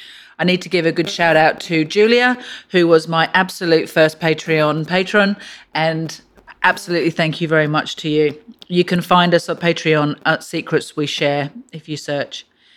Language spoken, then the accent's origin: English; England, United Kingdom; But, I can't help it. It's being English.